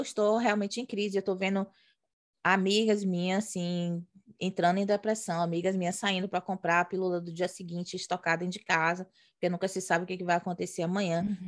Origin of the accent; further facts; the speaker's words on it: Brazil; moved away as an adult; de quem cresceu no Brasil estudando em colégio particular, classe média